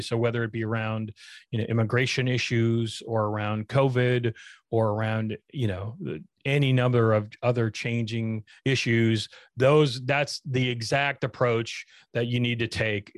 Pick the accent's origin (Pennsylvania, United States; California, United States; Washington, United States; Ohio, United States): Washington, United States; Spokane; I grew up in Spokane